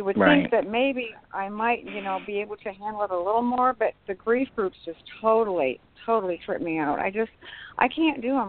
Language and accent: English; Michigan, United States; moved away as an adult; now in Tennessee, United States; I'm actually from Michigan, but I've lived in Tennessee for, like 15 years